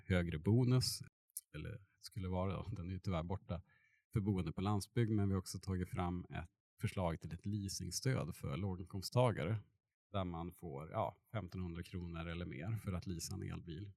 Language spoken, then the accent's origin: Swedish; Burträsk, Västerbotten County, Sweden; moved away as an adult; now in Eskilstuna, Sweden; min bakgrund är jag uppväxt på ja, landsbygden utanför Burträsk i Västerbotten mellan Umeå och Skellefteå